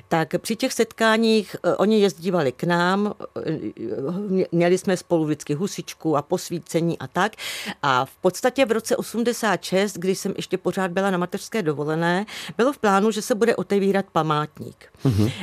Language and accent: Czech; Louňovice? village next to Hrusice, Prague-East, Central Bohemian Region, Czechia; Ne, já teda pocházím z vesničky vedle, ta vesnička se jmenovala Lencedly